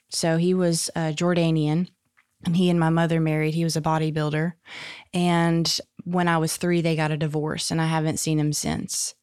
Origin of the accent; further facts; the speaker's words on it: Jonesboro, Arkansas, United States; also born or lived in Little Rock; I was born in Little Rock, but at three years old, we moved to Jonesboro, and I was there until I was sixteen. So Jonesboro's where I grew up